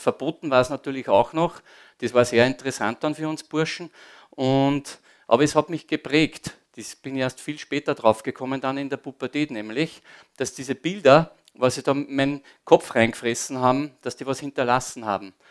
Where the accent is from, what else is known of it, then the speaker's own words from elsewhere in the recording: Upper Austria, Austria; also born or lived in Linz; ich bin am Land aufgewachsen